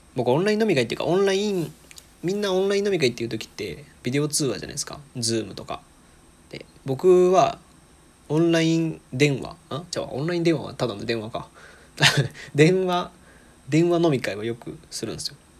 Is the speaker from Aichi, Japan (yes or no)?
yes; Aichi, Japan; moved away as an adult; now in Osaka, Japan; もともと愛知県出身なんですけど今大阪にいて